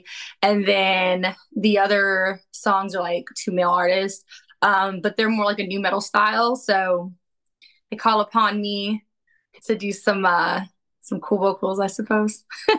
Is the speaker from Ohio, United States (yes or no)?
no; New York, United States; I'm from New York. I'm ready to punch you in your fucking face.